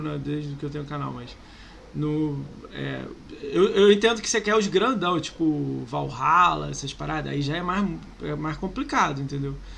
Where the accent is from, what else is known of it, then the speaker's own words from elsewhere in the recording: Rio de Janeiro, Brazil; Eu sou do Rio